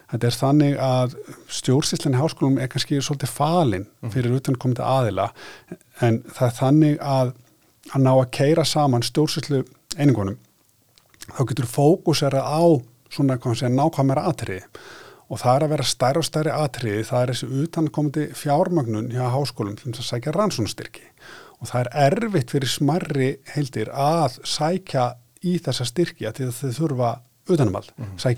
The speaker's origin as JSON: {"language": "Icelandic", "town": "Akureyri", "region": "Northeastern Region", "country": "Iceland"}